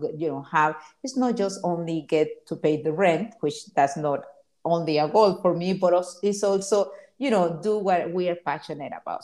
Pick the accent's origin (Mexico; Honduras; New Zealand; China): Honduras; also born or lived in Miami, United States; now in Los Angeles, United States; I came to Miami from Honduras, my country, in in 1988